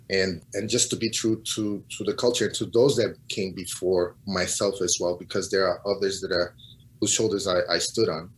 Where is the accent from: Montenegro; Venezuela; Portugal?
Portugal; moved away as an adult; also born or lived in Cape Verde; now in United States; I was born and raised in Portugal, mm-hmm. but my family is from Cabo Verde